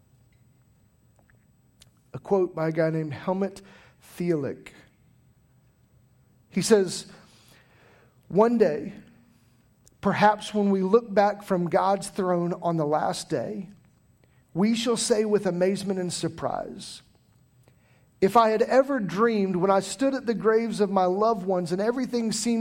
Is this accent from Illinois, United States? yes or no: yes; Taylorville, Illinois, United States; now in Pooler, United States; I grew up in the Midwest, a place called Taylorville, Illinois